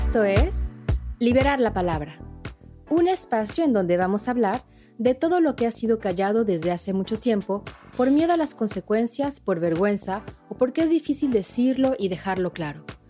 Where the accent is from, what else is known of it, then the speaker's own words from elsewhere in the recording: Mexico; yo soy mexicana